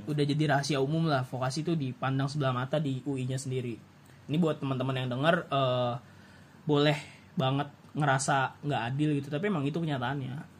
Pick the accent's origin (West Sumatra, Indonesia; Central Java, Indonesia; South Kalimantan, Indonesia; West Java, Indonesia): West Java, Indonesia; gua orang Sunda